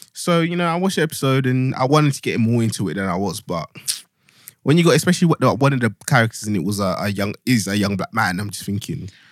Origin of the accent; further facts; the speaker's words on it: Luanshya, Copperbelt Province, Zambia; now in United Kingdom; I'm a boy from Luanshya